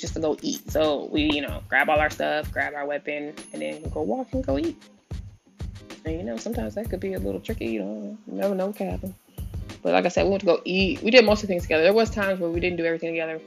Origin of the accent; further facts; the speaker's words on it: San Diego, California, United States; moved away as an adult; I'm originally from San Diego